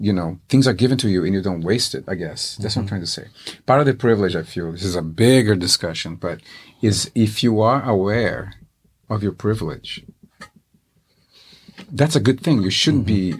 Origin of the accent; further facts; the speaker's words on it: Brazil; now in Seattle, United States; I grew up in Brazil, of course